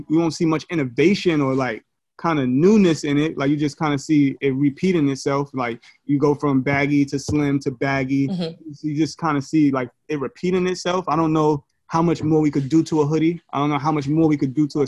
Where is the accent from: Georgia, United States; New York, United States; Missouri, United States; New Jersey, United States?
New York, United States; New York City; I'm from Brooklyn.